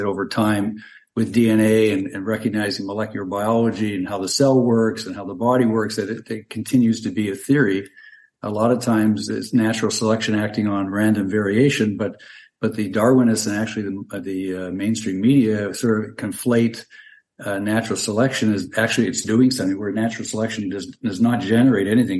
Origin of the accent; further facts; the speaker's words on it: Canada; moved away as an adult; now in Tampa Bay area, Florida, United States; I'm originally from Canada. I'm a physician trained up there, but I uh, moved down to Florida about 40 years ago.